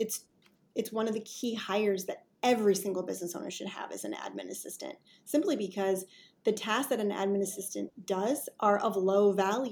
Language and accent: English; Wisconsin, United States; also born or lived in Midwest; now in North Carolina, United States; I'm originally from Wisconsin